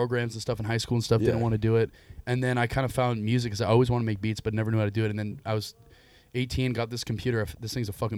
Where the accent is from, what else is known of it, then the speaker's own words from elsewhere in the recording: Mountain View, California, United States; moved away as an adult; also born or lived in Marin County, California; now in Isla Vista, United States; I'm from, I don't know if you've ever heard of, like, Mountain View. Like, it's near, like, Stanford